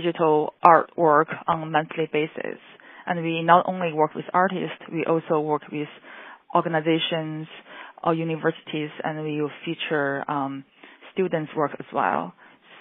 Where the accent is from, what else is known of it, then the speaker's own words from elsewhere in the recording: Beijing, China; moved away as an adult; now in Chicago, United States; I grew up in China